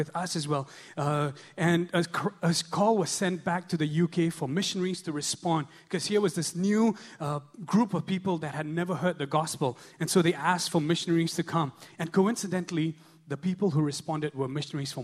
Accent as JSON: {"language": "English", "town": "Shillong", "region": "Meghalaya", "country": "India", "tie": "born or raised there", "moved": "yes", "lives_now": "Singapore", "said": "back in my hometown in Shillong"}